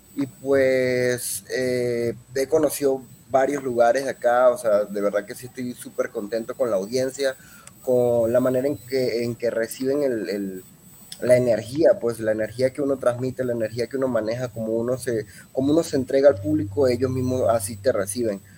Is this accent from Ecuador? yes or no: no; Venezuela; also born or lived in Mexico City, Mexico / Zamora, Michoacán, Mexico; now in Guadalajara, Mexico; vengo de Venezuela, pues ya llevo cierto tiempo acá en México